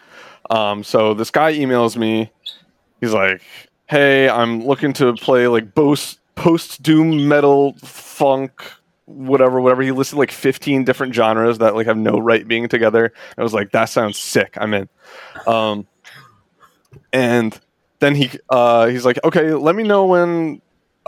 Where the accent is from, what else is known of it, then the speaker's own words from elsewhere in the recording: New Jersey, United States; moved away as an adult; now in Virginia, United States; I'm from New Jersey